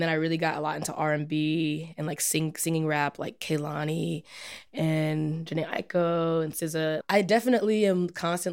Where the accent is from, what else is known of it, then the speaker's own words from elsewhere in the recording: New York, United States; moved away as an adult; also born or lived in Evanston, Illinois; now in Chicago, United States; My family's from New York